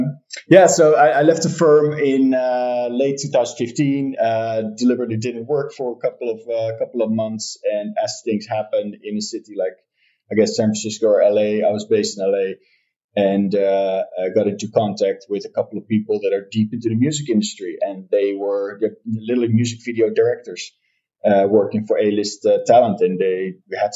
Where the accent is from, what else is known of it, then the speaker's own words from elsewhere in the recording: Netherlands; I'm born and raised in the Netherlands